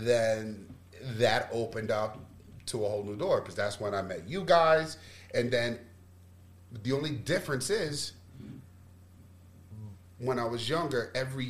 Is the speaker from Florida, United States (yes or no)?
yes; Florida, United States; I lived with him when I was very, very young, when I was growing up in Florida, my Uncle David.